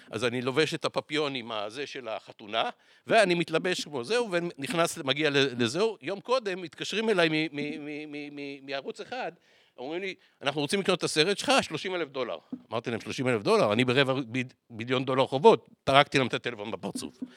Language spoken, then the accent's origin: Hebrew; Tel Aviv, Tel Aviv District, Israel; שם בפעם הראשונה הבנתי שאני בכלל אשכנזי. כי אצלנו בצפון תל אביב כולם לא אומרים אחד לשני אשכנזים